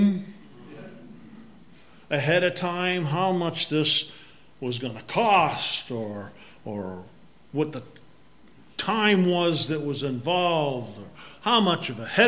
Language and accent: English; Massachusetts, United States; accent: Massachusetts; my Massachusetts accent